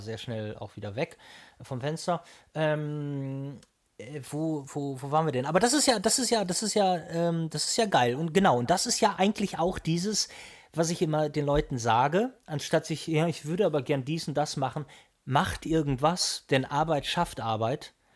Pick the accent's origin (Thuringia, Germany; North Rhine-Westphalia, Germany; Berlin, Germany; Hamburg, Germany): Hamburg, Germany; ich bin ja Hamburger